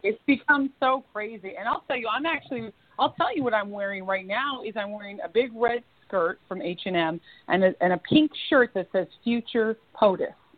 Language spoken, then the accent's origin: English; Florida, United States; also born or lived in New York / Washington, D.C.; now in Los Angeles, United States; my hometown of Florida. I moved there as a kid and have a lot of family in Florida